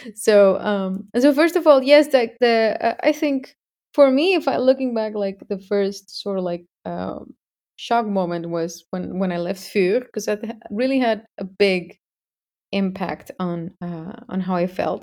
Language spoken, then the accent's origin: English; Mexico; I am from Mexico